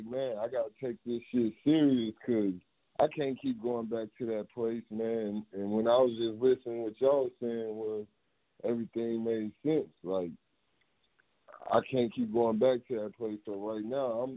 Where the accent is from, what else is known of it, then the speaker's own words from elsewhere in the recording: Oklahoma City, Oklahoma, United States; accent: southern; now in Minneapolis, United States; I'm originally from Oklahoma City